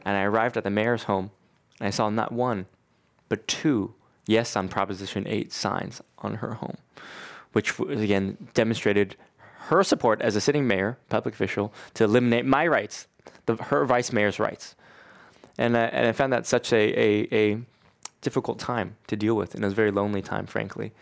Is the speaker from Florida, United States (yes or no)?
no; Bay Area, California, United States; growing up in the Bay Area